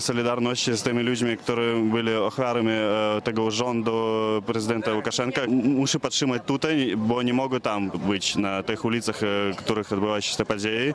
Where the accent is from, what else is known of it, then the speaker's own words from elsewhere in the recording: Gomel, Gomel Region, Belarus; moved away as an adult; now in Wrocław, Poland; Jestem Białorusinem z miasteczka Gomel. Już mieszkam we Wrocławiu dwa lata